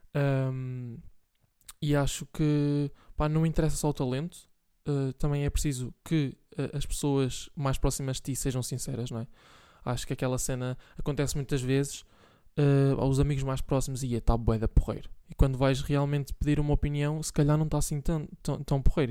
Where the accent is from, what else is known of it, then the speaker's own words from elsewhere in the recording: Bragança, Norte, Portugal; now in Santa Maria da Feira, Portugal; Bragança, que é de onde eu sou